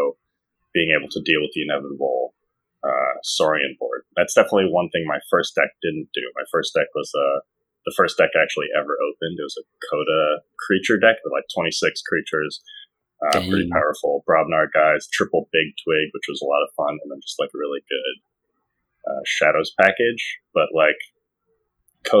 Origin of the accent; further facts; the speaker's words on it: New York City, New York, United States; I'm from New York City